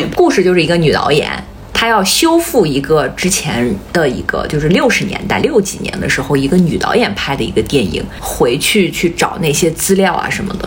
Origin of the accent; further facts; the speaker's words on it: China; 我们中国人